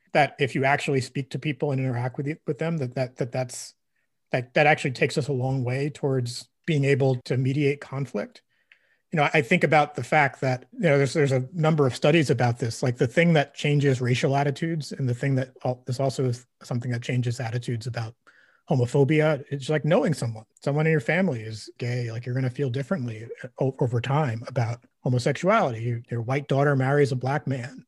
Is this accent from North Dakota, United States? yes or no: no; Brooklyn, New York, United States; growing up in Brooklyn